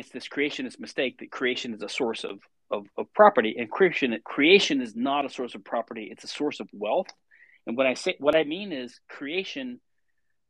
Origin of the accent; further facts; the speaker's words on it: Louisiana, United States; I'm from Louisiana